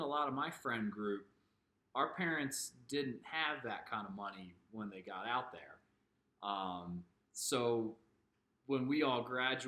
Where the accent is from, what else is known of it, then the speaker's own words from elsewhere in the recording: Howard County, Maryland, United States; moved away; I grew up in Howard County. Kind of out towards, you know, the western end.